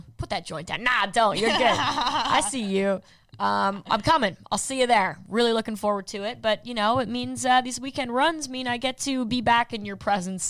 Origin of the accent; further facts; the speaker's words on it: United States; I swear I'm from America.